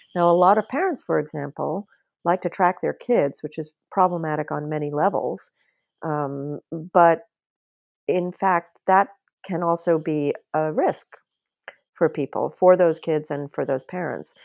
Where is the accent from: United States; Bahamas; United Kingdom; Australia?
Bahamas; I, I grew up in the Bahamas and it was still a colony when I was young